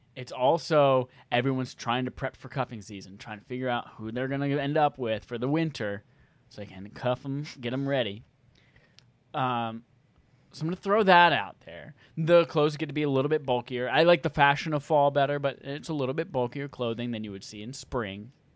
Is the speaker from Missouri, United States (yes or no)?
no; North Carolina, United States; moved away as an adult; also born or lived in Chicago / California; growing up in North Carolina